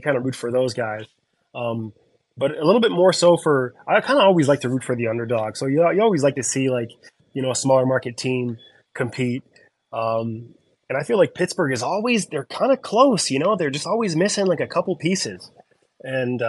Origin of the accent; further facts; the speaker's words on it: Canada; I'm Canadian